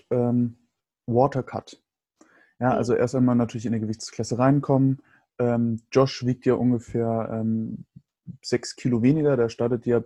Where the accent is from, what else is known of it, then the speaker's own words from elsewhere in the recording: Bavaria, Germany; also ich bin ja in Bayern groß geworden, da hast du alle sechs Wochen auf jeden Fall Ferien.